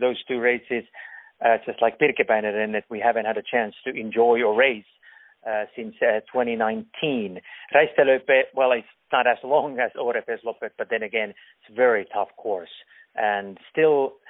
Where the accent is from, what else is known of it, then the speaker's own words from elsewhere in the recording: Finland; I'm from Finland